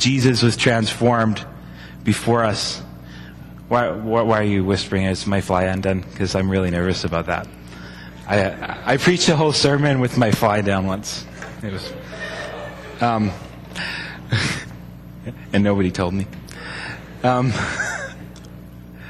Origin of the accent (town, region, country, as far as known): United States